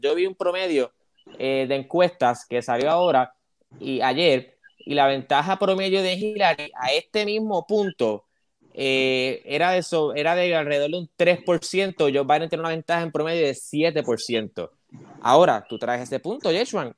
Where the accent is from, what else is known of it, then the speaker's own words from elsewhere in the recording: Arecibo, Puerto Rico; also born or lived in Camuy; soy de Arecibo y Camuy